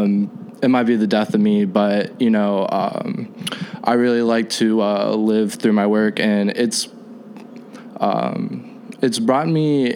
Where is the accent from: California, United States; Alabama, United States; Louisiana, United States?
California, United States; Sacramento; moved away as an adult; now in Chicago, United States; I'm from Sacramento originally